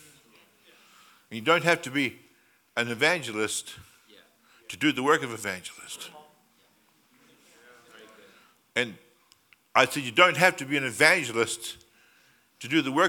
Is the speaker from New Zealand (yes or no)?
yes; New Zealand; now in Australia; I came from New Zealand originally